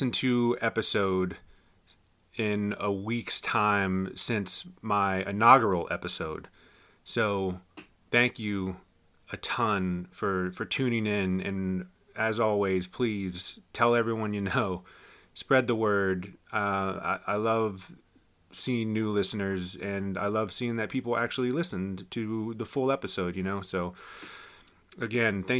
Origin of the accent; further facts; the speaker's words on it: Winchester, Virginia, United States; moved away; Winchester, Virginia. My hometown